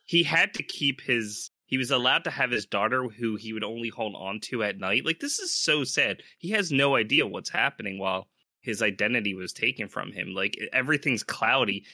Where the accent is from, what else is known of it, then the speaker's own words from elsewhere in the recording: United States; we are all from the United States